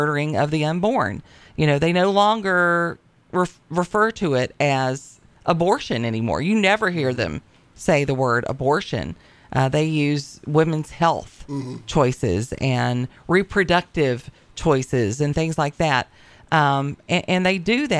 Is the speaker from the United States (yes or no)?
yes; Appalachia, United States; I'm from the Appalachian region.